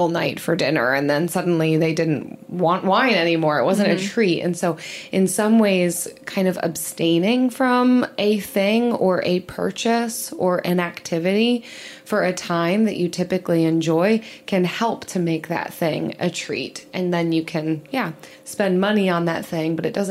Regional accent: outside Philly, Pennsylvania, United States; growing up outside Philly

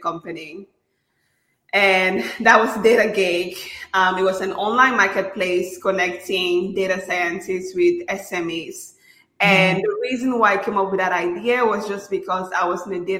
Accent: Cameroon; moved away as an adult; now in United States; I'm originally from Cameroon, out of Central Africa.

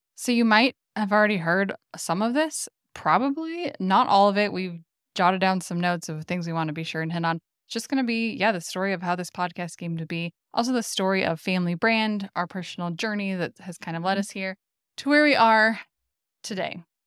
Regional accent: Gilbert, Arizona, United States; I'd lived in a suburb of the Phoenix area in Gilbert mm, basically my entire life

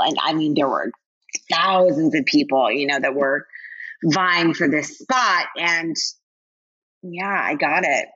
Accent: Connecticut, United States; moved away as an adult; I grew up in Connecticut.

